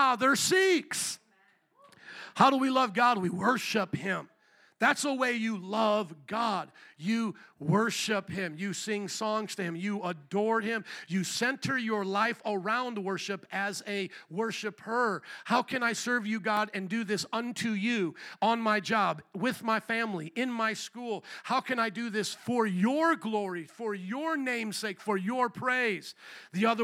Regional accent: Fort Wayne, Indiana, United States; now in Chicago, United States; I came from Fort Wayne, Indiana, where all the kids, like the cool suburban kids, went and got Mountain Dew and ate at Taco Bell, and that was our thing.

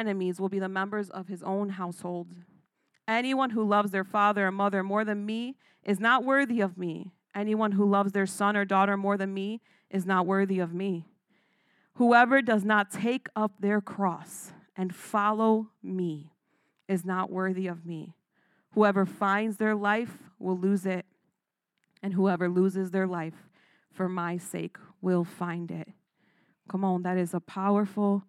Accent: Chicago, Illinois, United States; I was born and raised in Chicago

